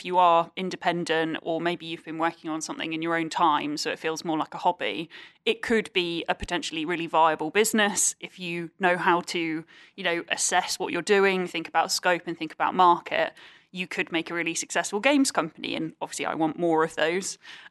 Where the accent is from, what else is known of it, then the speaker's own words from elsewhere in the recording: United Kingdom; we are very British and we don't always kind of do that.